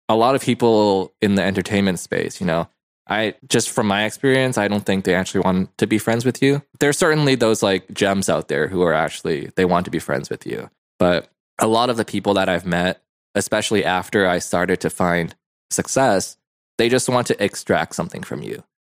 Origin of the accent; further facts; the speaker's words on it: Hong Kong; moved away; I was born in Hong Kong